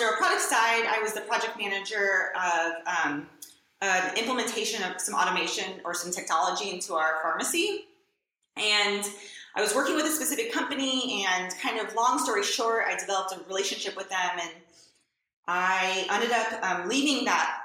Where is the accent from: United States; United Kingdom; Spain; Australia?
United States; Southern California; moved away as an adult; also born or lived in New York / Kentucky; I grew up in Southern California